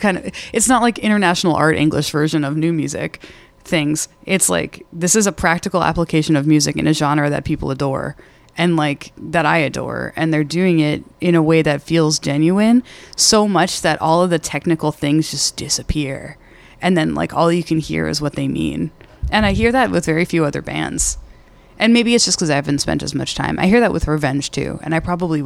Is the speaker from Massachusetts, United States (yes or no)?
yes; Boston, Massachusetts, United States; I'm from Boston.